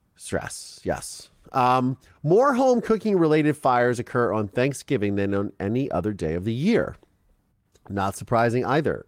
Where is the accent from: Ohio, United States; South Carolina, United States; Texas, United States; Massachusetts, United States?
Ohio, United States; I grew up in Ohio